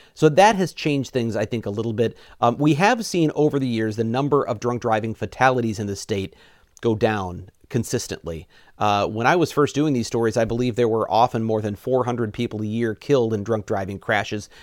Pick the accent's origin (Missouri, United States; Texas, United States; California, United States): Missouri, United States; moved away as an adult; now in Wisconsin, United States; I'm from Missouri originally